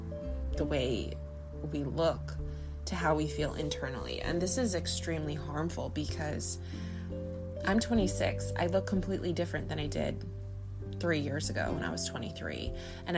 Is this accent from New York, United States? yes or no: yes; Long Island, New York, United States; I'm from Long Island.